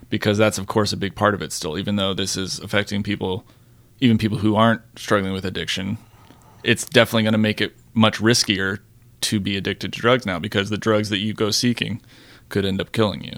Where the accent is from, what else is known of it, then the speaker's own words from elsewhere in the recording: Florida, United States; I'm also from Florida